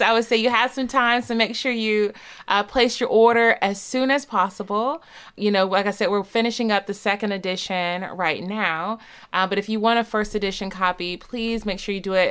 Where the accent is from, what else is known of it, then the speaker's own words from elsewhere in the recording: the South, United States; I'm from the South